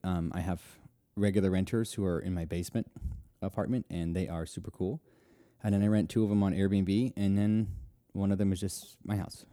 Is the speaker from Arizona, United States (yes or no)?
no; Nashville, Tennessee, United States; Nashville, which is my hometown.